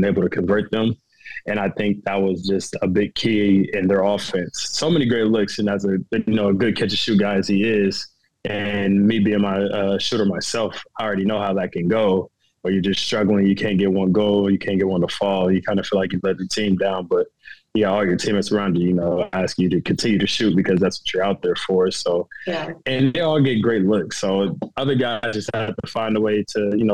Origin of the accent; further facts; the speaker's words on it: Middletown, Ohio, United States; moved away as an adult; now in France; grew up in Middletown, Ohio, in a basketball family